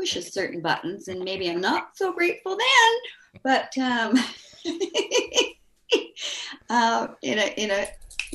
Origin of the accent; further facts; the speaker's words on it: Vancouver, British Columbia, Canada; Growing up in Vancouver was fabulous.